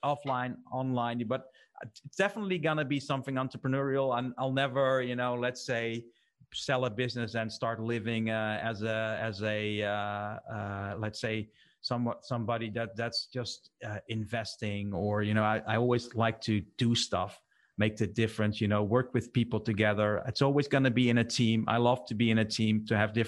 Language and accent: English; Netherlands; we're from the Netherlands